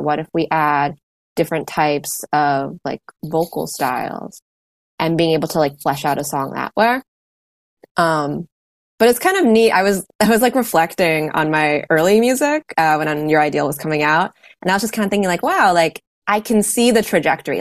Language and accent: English; Washington, District of Columbia, United States; I'm in the Washington DC area and I grew up around the city here.